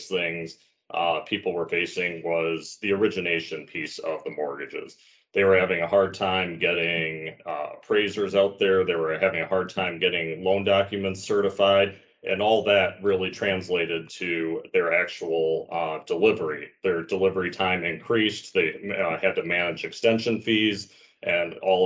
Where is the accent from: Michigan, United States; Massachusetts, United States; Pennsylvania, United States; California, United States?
Michigan, United States; outside Detroit; moved away; originally I'm from Michigan, outside the suburbs and outside of Detroit